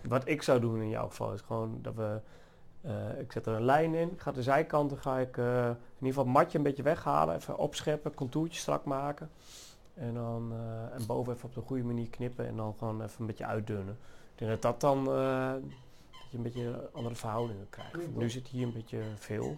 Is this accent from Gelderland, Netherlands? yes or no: yes; Achterhoek, Gelderland, Netherlands; moved away; En ik kom oorspronkelijk uit de Achterhoek. En in de Achterhoek word je al wat meer opgevoed met rockmuziek